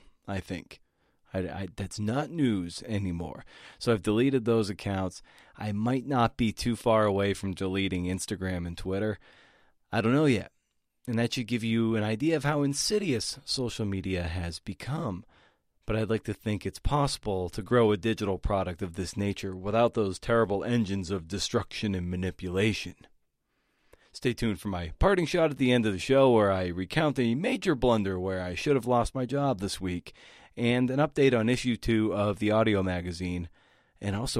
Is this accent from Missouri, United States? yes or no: no; Boston area, Massachusetts, United States; a longtime columnist for the Boston Globe, my hometown paper